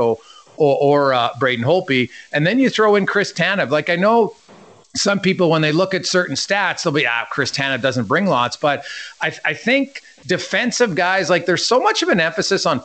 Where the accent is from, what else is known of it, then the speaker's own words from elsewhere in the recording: Canada; I'm a Canadian